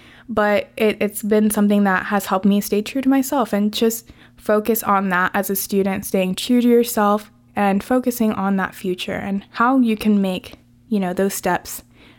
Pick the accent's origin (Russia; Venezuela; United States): Venezuela; I had told her that I was from Venezuela.